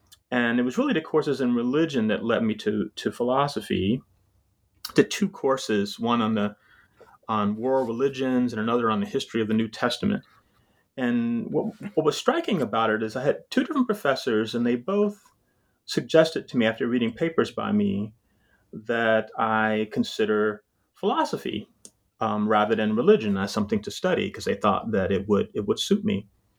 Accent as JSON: {"language": "English", "town": "Jacksonville", "region": "Florida", "country": "United States", "tie": "born or raised there", "also_born_or_lived": "Vienna, Georgia", "said": "So I was born in Jacksonville, Florida. Well, not exactly. Actually, strictly speaking, I was born in rural Southwest Georgia, in a very small town of Vienna, Georgia, as they would call it. But mostly raised in Jacksonville, Florida."}